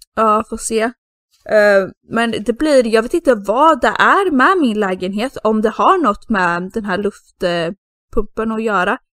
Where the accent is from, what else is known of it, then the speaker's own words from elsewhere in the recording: Sweden; now in Spain; som svensk ensam tjej